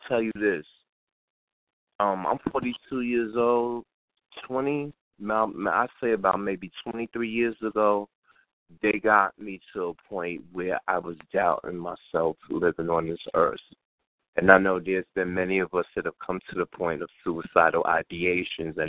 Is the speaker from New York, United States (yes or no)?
yes; New York City, New York, United States; I'm in the community where I grew up